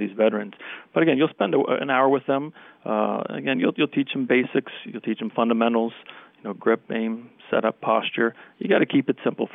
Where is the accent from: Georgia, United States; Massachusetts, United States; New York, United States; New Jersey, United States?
New Jersey, United States; Princeton; I grew up in the town of Princeton, born and raised